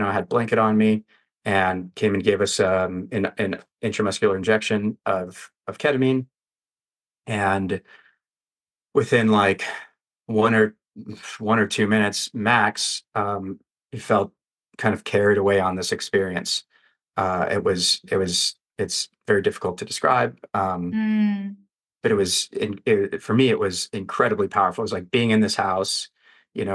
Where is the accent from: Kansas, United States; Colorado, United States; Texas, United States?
Colorado, United States; Denver; now in Las Vegas, United States; the street that I grew up on in Denver as a kid